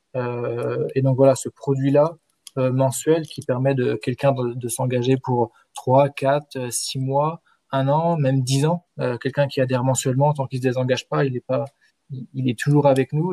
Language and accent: French; Rennes, Brittany, France; also born or lived in Paris; now in Troyes, France; je suis de Rennes à l'origine